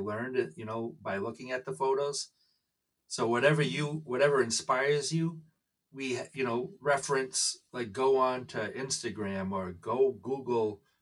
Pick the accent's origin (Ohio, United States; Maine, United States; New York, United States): Maine, United States; Rumford; I'm from Rumford, Maine